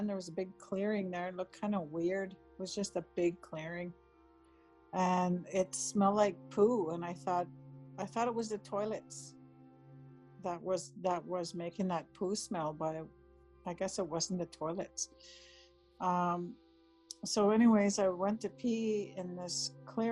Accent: White Sand First Nation, northwestern Ontario, Canada; I'm Anishinaabe from White Sand First Nation in northwestern Ontario

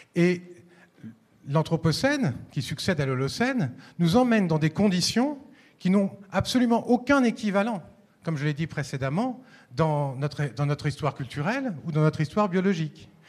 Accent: Paris, Île-de-France, France; ici à Lyon, mais je suis parisien

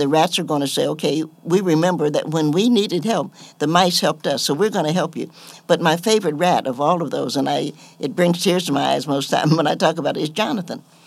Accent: Knoxville, Tennessee, United States; I grew up in Knoxville, and my parents had a troubled marriage

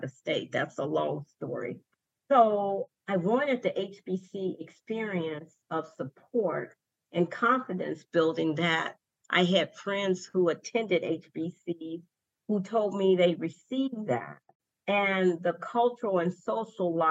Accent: Alabama, United States; moved away as an adult; I'm from Alabama.

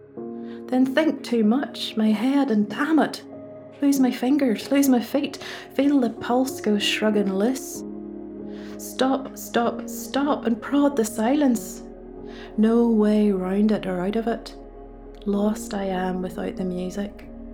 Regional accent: Ballymena, Northern Ireland, United Kingdom; accent: Ballymena; you'll have to make do with my Ballymena accent

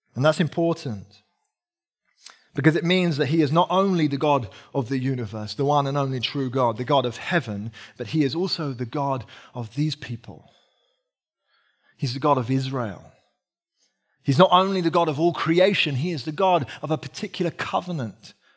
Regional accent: United Kingdom; I'm British

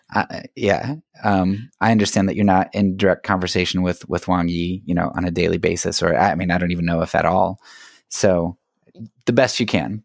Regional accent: United States; as an American

